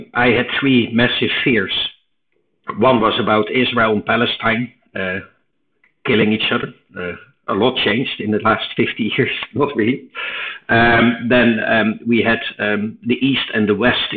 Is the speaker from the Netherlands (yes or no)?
yes; eastern Netherlands, Netherlands; English is a second language; moved away as an adult; also born or lived in United States; I was born in Holland in the 60s, and I grew up in a very quiet Robin Hood type of place in the east of Holland